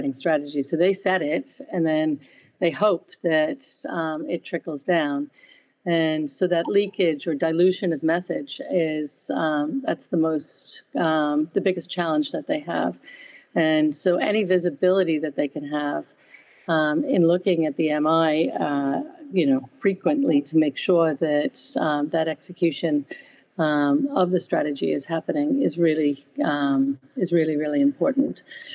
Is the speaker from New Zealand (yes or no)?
no; United States; accent: American; moved away as an adult; also born or lived in Paris, France; now in United Kingdom; I did start my career in the United States, hence my accent, but the majority of it has been here in the UK